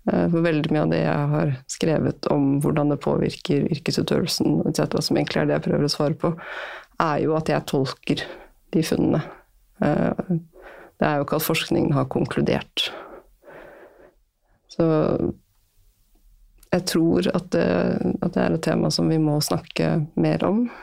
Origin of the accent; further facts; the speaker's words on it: Møre og Romsdal, Norway; Altså, jeg vokste opp på Sunnmøre.